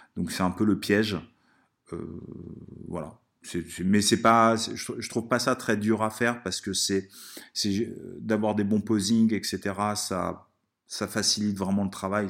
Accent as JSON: {"language": "French", "country": "Italy", "tie": "born or raised there", "moved": "yes", "said": "quand j'étais petit en Italie"}